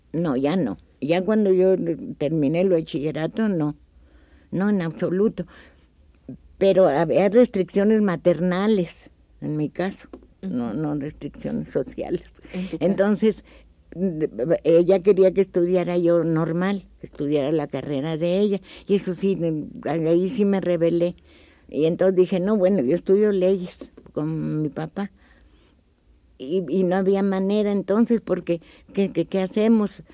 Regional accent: Mexico City, Mexico; also born or lived in Durango; yo cumplí un año de edad ya aquí en el Distrito Federal. Por lo tanto, pues yo me considero de feña, porque toda mi vida he vivido aquí

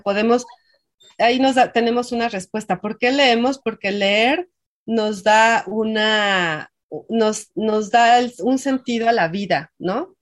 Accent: Mexico; somos muchísimos mexicanos

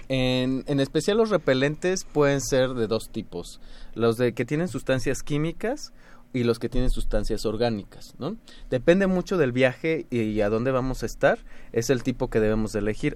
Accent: Mexico; nosotros como mexicanos

